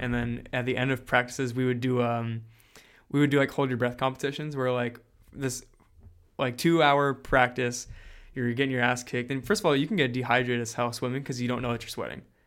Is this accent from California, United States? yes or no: no; New Jersey, United States; also born or lived in Milford, Pennsylvania; now in Florida, United States; I'm from Jersey